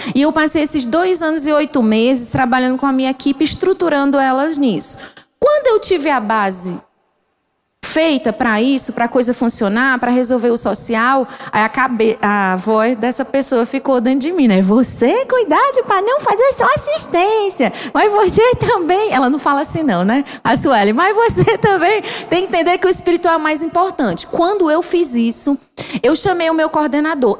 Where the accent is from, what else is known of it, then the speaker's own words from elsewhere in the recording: Ceará, Brazil; moved away as an adult; now in Angola; Eu sou mesmo cearense